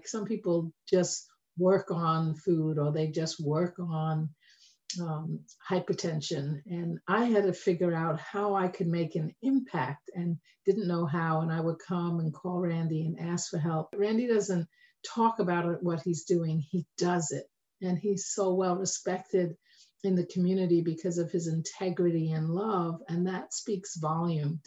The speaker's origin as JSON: {"language": "English", "region": "London", "country": "United Kingdom", "tie": "born or raised there", "moved": "yes", "said": "my own journey of growing up in Tottenham"}